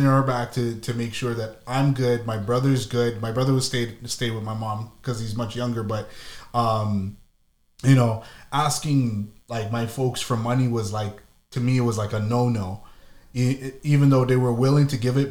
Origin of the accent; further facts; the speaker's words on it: Ottawa, Ontario, Canada; moved away; also born or lived in Toronto; I'm from Ottawa, but I lived in Toronto more than I lived in Ottawa.